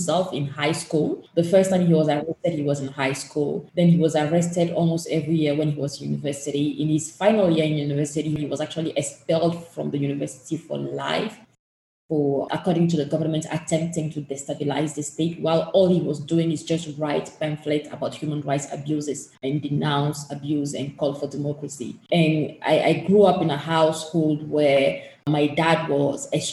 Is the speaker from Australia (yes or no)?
no; Togo; the country where I was born and raised in, which passport I hold, is Togo